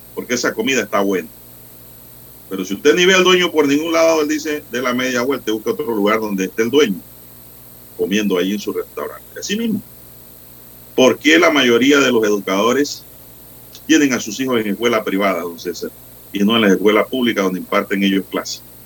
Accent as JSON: {"language": "Spanish", "country": "Panama", "said": "como panameño"}